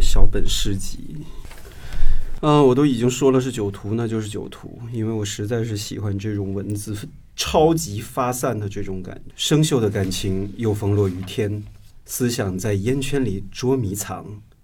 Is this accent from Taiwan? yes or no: no; Northeast China, China; moved away; 前几年回我的东北老家的时候